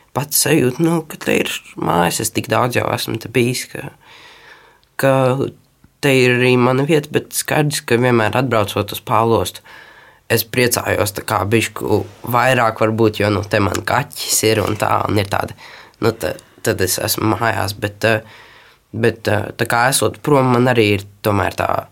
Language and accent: Latvian; Latvia; also born or lived in Tenerife, Spain; es esmu latvietis